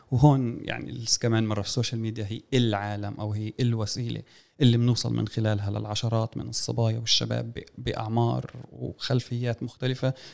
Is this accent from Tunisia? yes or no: no; Palestine; فبالحالة الاستعمار آه، عندنا في فلسطين هون قضايا سياسات الغسيل الوردي